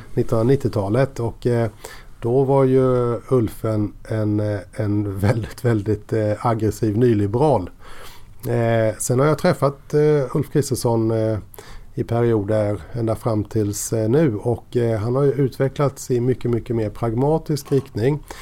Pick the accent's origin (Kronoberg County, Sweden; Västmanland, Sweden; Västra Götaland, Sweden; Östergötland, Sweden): Kronoberg County, Sweden; Kosta; also born or lived in Växjö; jag är ju arbetarunge från Kosta.